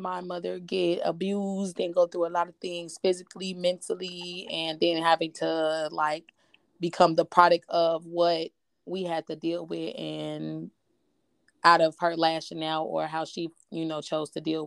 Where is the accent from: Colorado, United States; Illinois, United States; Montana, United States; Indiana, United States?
Indiana, United States; Gary; born and raised in Gary, Indiana